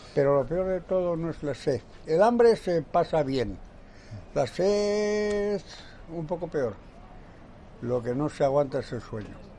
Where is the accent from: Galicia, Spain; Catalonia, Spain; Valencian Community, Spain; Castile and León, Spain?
Castile and León, Spain; Guijuelo; Nací en Guijuelo, el pueblo de los jamones